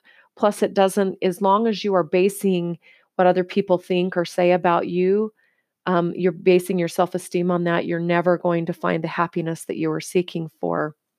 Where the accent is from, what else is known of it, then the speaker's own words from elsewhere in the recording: United States; because in the culture I was raised in the United States and where I lived and the environment I grew up in, it was all about the thinner, the better.